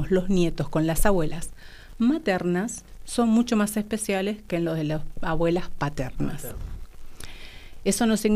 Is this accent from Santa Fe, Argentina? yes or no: no; Salta, Argentina; now in Buenos Aires, Argentina; Yo soy de Salta y vivo hace como más de 25 años acá en Buenos Aires.